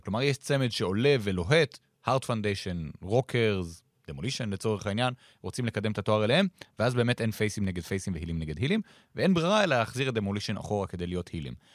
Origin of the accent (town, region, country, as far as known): Israel